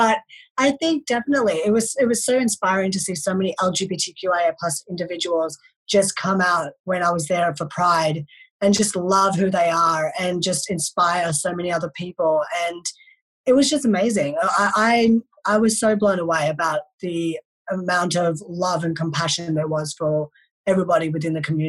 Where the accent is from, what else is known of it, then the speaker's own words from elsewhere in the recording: India; born there; Like, obviously I'm Indian, I was born in India, but I am very westernized.